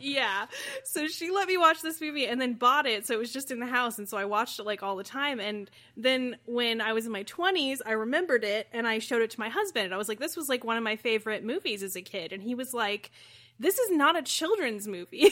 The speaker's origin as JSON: {"language": "English", "region": "Midwest", "country": "United States", "said": "I'm not from Canada, Midwesterners love the Trailer Park Boys because we also live in trailer parks."}